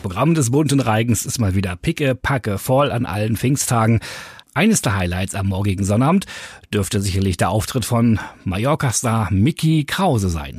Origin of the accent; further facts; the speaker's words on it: Dithmarschen, Schleswig-Holstein, Germany; bei uns in Dithmarschen